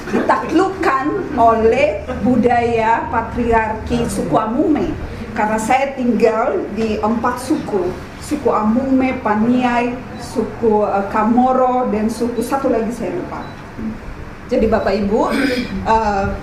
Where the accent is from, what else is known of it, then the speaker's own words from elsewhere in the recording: Timika, Papua, Indonesia; saya nggak besar di Manado, saya besar di daerah perantauan di daerah Timika, Irian Jaya, Papua Barat karena papa saya bekerja di Freeport.